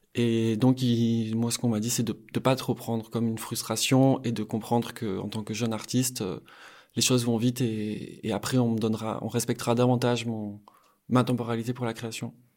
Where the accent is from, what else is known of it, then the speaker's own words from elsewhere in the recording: Bayonne, Nouvelle-Aquitaine, France; J'ai grandi au Pays Basque, je suis né à Bayonne